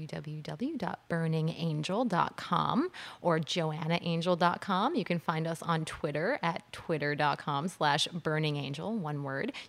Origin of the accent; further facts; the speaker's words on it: Long Island, New York, United States; I was raised on Long Island